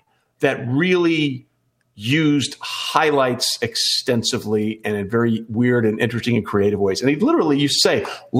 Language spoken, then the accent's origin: English; Greenwich, Connecticut, United States; moved away as an adult; also born or lived in Hong Kong / Binghamton, New York / Allentown, Pennsylvania / St. Louis, Missouri; when I was a kid growing up in Greenwich, Connecticut